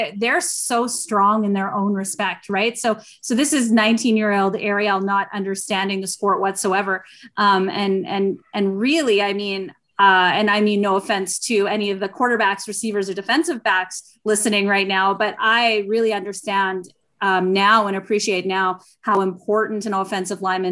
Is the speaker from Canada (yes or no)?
yes; Saskatchewan, Canada; I grew up in Saskatchewan